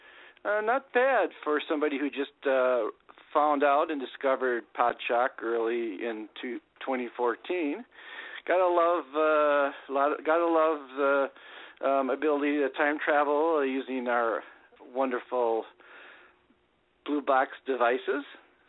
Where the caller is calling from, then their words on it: Minnesota, United States; calling from Minnesota